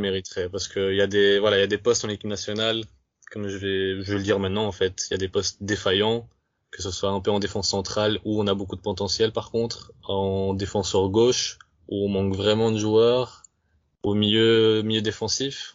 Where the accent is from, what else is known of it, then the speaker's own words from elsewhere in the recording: Romania; chez nous en Roumanie